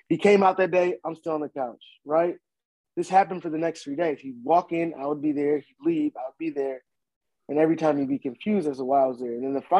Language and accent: English; Minneapolis, Minnesota, United States; moved away; also born or lived in Atlanta; I grew up in South Minneapolis